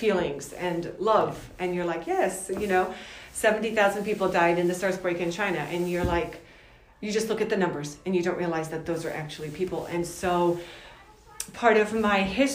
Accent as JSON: {"language": "English", "town": "Cluj-Napoca", "region": "Cluj County", "country": "Romania", "tie": "born or raised there", "moved": "yes", "said": "Originally, I am from Cluj-Napoca, Romania."}